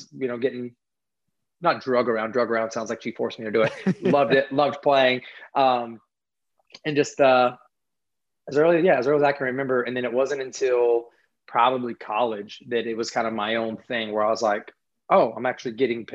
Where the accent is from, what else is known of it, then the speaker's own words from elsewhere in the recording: Hendersonville, North Carolina, United States; Hendersonville, North Carolina